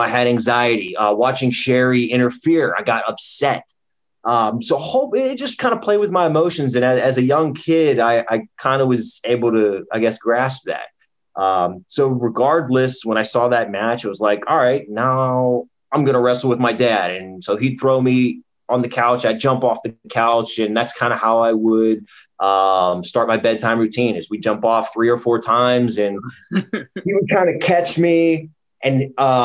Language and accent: English; Pittsburgh, Pennsylvania, United States; out of Pittsburgh, Pennsylvania, born and raised, 30 years old